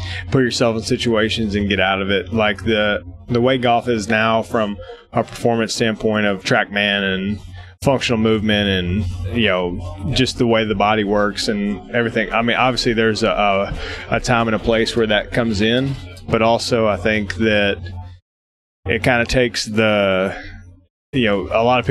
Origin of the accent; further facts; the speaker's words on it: Tennessee, United States; I'm from Tennessee